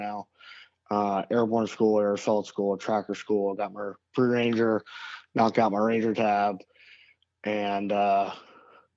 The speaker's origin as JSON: {"language": "English", "region": "Central Florida", "country": "United States", "tie": "born or raised there", "also_born_or_lived": "Fort Lewis, Washington / Hawaii", "moved": "as an adult", "said": "my hometown, growing up in Central Florida"}